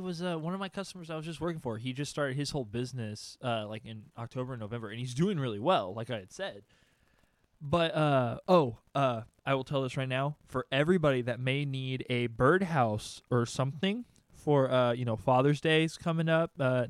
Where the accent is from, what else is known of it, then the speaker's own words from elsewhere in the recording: Austin, Texas, United States; Oh, I'm from Austin.